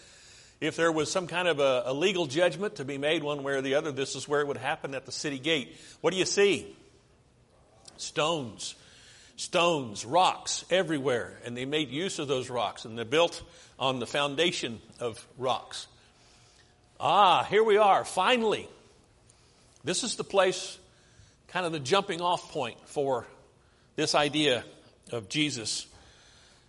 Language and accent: English; United States; I'm an American